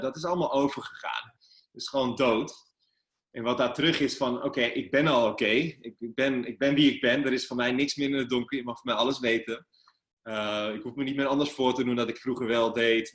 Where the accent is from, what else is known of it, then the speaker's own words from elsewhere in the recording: Amsterdam, North Holland, Netherlands; waar ik vandaan kom, eh, ja, uh, gewoon een jongen uit Amsterdam-Noord